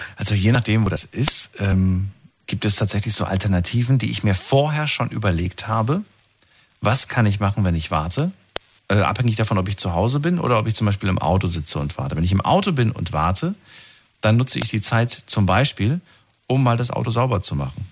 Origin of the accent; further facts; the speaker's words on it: Germany; bei uns in Deutschland.